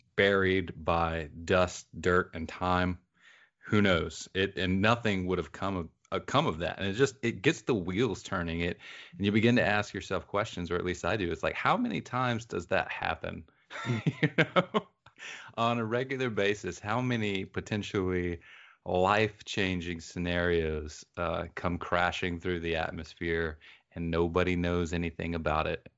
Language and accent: English; the rural South, United States; when I say I grew up in the South, I mean I grew up in the rural South.